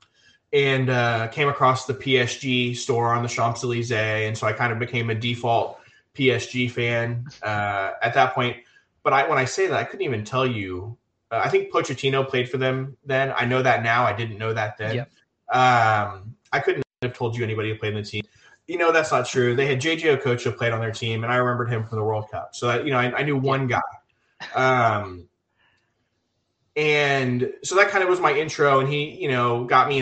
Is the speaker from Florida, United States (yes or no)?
no; Gulf Coast of Texas, United States; I grew up on the Gulf Coast of Texas.